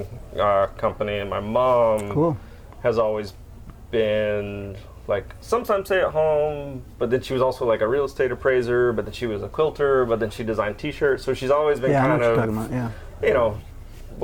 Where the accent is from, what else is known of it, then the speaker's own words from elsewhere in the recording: Tennessee, United States; moved away as an adult; now in Florida, United States; I was born here, but I grew up in Tennessee.